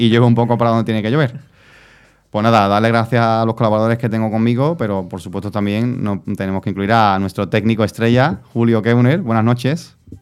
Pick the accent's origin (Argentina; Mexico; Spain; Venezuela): Spain; Carmona, Andalusia; yo soy, yo de Carmona